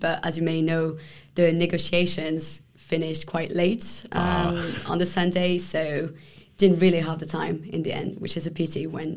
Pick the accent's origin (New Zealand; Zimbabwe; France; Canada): France; Paris, Île-de-France; moved away as an adult; also born or lived in Palestine / Jordan; now in Brussels, Belgium; I'm originally from Paris.